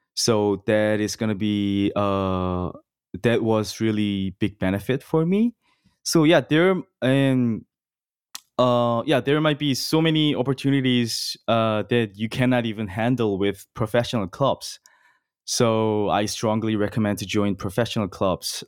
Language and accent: English; South Korea; moved away as an adult; now in Los Angeles, United States; born and raised in Korea South in my whole life